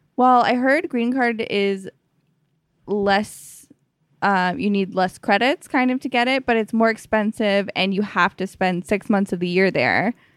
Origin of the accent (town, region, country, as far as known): Canada